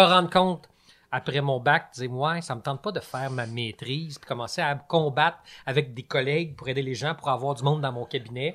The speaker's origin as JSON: {"language": "French", "town": "Lac-Carré", "region": "Quebec", "country": "Canada", "tie": "born or raised there", "also_born_or_lived": "Trois-Rivières", "moved": "as an adult", "said": "j'ai grandi au Lac Carré dans les Laurentides, qui est un petit village euh, pas loin du Mont-Tremblant"}